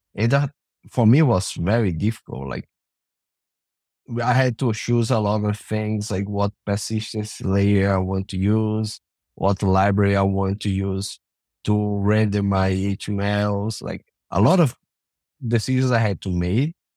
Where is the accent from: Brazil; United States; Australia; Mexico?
Brazil; now in Canada; I'm from Brazil originally, now I live in Canada.